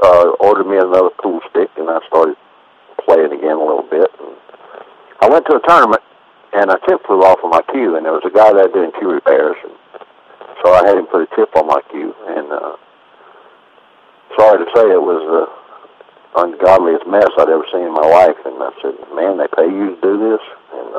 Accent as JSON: {"language": "English", "region": "Louisiana", "country": "United States", "tie": "born or raised there", "also_born_or_lived": "Georgia", "moved": "as an adult", "lives_now": "Alto, United States", "said": "we finally settled in Louisiana, and I grew up there. I went to school there, college there, and that's where I lived until 1985"}